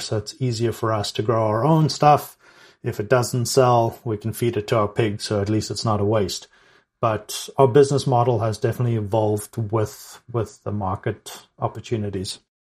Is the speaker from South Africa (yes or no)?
yes; South Africa; moved away; growing up in South Africa as well